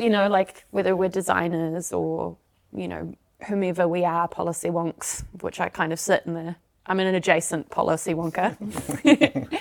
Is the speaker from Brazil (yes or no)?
no; South Africa; moved away; I'm originally from South Africa, so we're the Dutch of the South